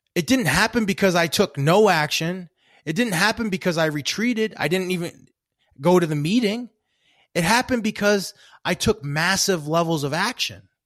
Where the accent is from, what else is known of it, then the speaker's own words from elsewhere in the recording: Maine, United States; I grew up in Maine